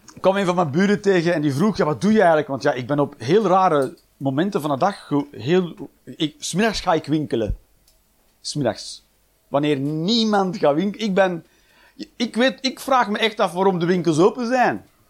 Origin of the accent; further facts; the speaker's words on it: Flanders, Belgium; moved away as an adult; now in Netherlands; in Nederland te wonen, zeker als Belg